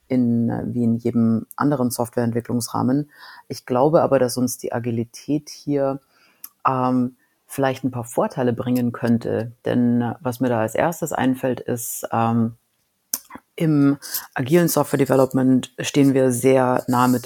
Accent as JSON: {"language": "German", "town": "Moosinning", "region": "Bavaria", "country": "Germany", "moved": "as an adult", "said": "Ich komme ursprünglich aus Moosinning bei Erding bei München und äh, habe dann in Deutschland studiert und bin danach in die USA gegangen, nachdem ich meinen Doktor fertig gemacht habe."}